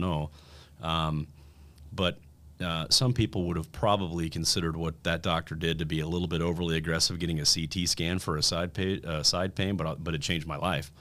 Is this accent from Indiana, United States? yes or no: yes; Fort Wayne, Indiana, United States; moved away as an adult; also born or lived in Bloomington, Indiana / Peoria, Illinois / Nashville, Tennessee / Denver, Colorado; I was born and raised in Fort Wayne, Indiana